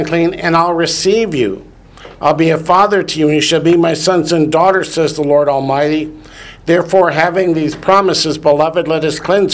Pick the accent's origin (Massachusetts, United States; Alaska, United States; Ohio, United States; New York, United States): Ohio, United States; Northern; I grew up in Northern Ohio, where in the schools, every Friday we had to have fish